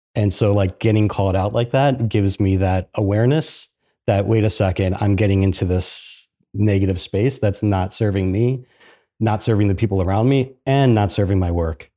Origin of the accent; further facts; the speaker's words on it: Philadelphia, Pennsylvania, United States; moved away as an adult; now in Columbus, United States; I'm from Philadelphia.